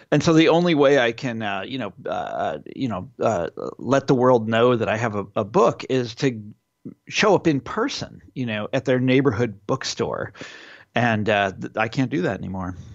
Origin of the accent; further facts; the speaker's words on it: Kansas, United States; in my home state of Kansas.